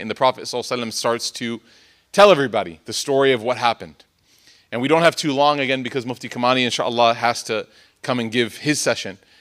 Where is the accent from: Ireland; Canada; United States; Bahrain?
United States; Chicago, Illinois; I'm from Chicago